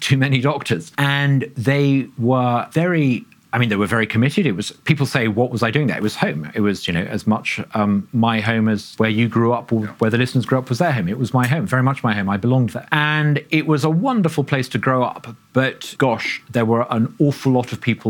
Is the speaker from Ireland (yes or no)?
no; Uganda; moved away; growing up in Uganda